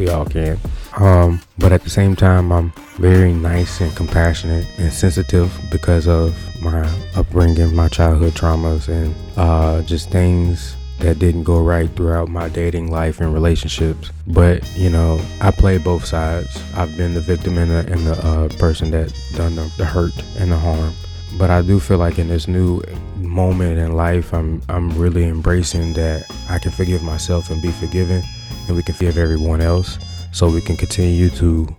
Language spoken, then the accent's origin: English; Louisiana, United States; I am from the South, Louisiana